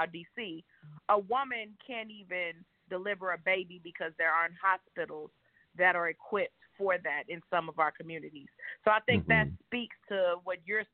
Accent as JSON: {"language": "English", "town": "St. Louis", "region": "Missouri", "country": "United States", "tie": "born or raised there", "also_born_or_lived": "Washington, D.C. / Indianapolis, Indiana", "moved": "yes", "said": "I'm from St. Louis"}